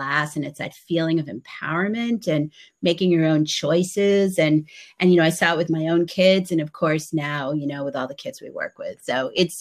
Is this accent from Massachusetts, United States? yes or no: yes; outside of Boston, Massachusetts, United States; I grew up outside of Boston